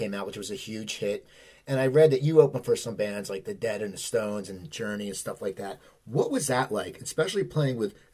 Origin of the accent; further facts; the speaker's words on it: near Philadelphia, Pennsylvania, United States; moved away as an adult; also born or lived in Los Angeles; I grew up near Philadelphia, where I live now. I moved back